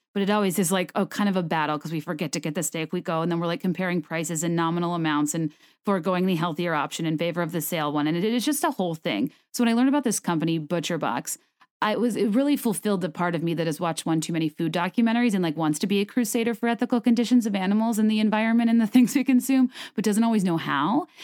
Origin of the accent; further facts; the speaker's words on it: Richmond, Virginia, United States; moved away; my hometown of Richmond